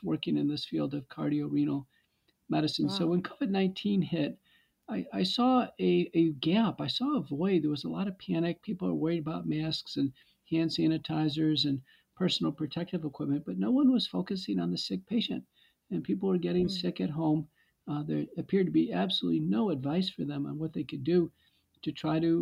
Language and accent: English; Texas, United States; moved away as an adult; also born or lived in Seattle, Washington / Michigan; I grew up in Texas and went to Baylor undergrad